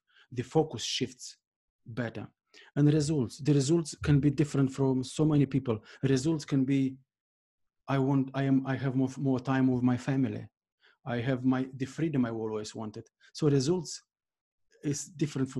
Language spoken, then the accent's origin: English; Moldova; moved away as an adult; now in Ireland; I was born in Moldova, and for the first 17 years, I lived there